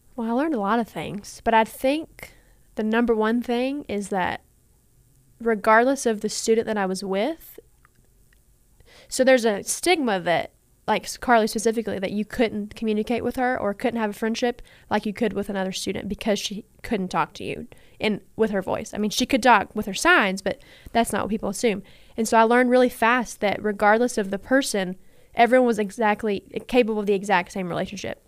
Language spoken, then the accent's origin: English; Owensboro, Kentucky, United States; I grew up in Owensboro.